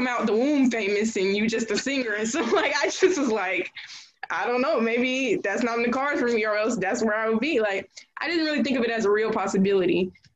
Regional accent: Jonesboro, Georgia, United States; I'm from Clayton County, specifically, around, like, the Jonesboro area

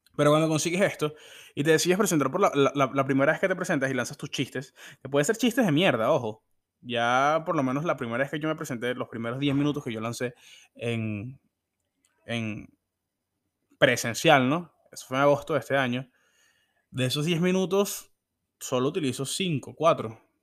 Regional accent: Venezuela; born or raised there

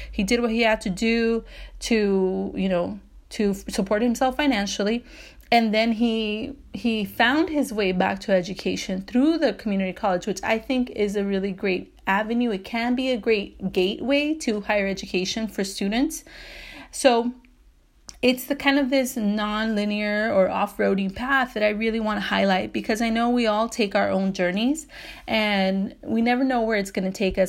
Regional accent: Bell, California, United States; So I grew up in Southeast L A, and I grew up in the city of Bell for part of my life

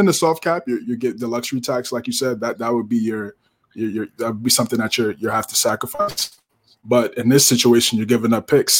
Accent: United States; growing up in the States

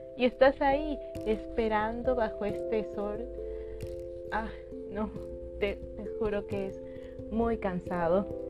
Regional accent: Lima, Peru; yo soy de Perú, específicamente de la ciudad de Lima. Y bueno, he vivido acá eh, la mayor parte de mi vida

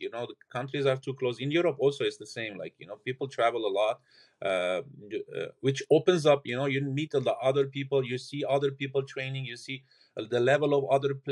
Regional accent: Lebanon; moved away; I'm originally from Lebanon. I played there for 18 years professional

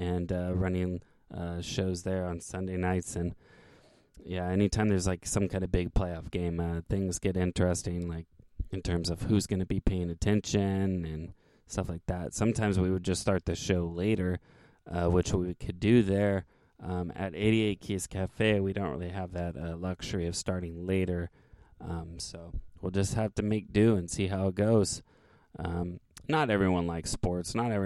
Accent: Santa Cruz, California, United States; I'm from Santa Cruz

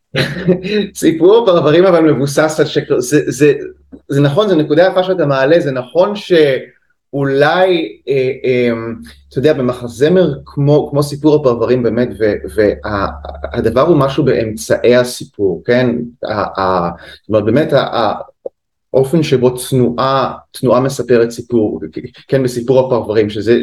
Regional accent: Haifa, Haifa District, Israel; moved away as an adult; also born or lived in England / New York; אני במקור מהקריות, מחיפה.

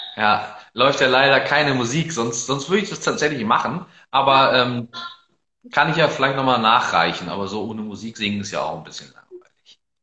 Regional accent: Northern Germany, Germany; wobei ich mich tatsächlich gar nicht so unbedingt als typischen Norddeutschen bezeichnen würde

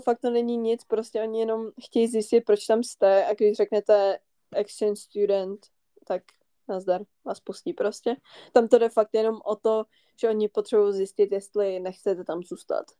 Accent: northern Bohemia, Czechia; jsme ze severu Čech

